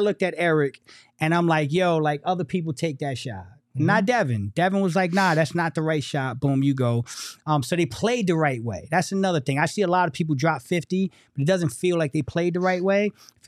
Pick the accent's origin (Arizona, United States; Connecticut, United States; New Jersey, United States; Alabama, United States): New Jersey, United States; Newark; I am from Newark, New Jersey, the Brick City. Not Lyndhurst.